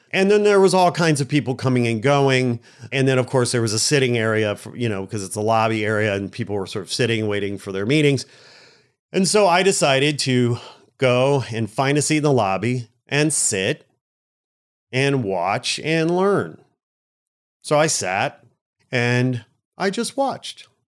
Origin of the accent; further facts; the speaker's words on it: Chicago, Illinois, United States; moved away as an adult; now in Los Angeles, United States; I'm a Midwest Chicago guy